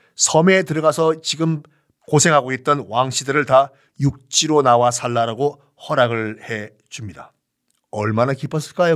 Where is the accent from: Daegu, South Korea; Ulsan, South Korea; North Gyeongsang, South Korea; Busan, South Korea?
Busan, South Korea; 저는 어렸을 때 부산 사람이기 때문에 납셈이라는 걸 생선을 굉장히 많이 먹고 자랐거든요.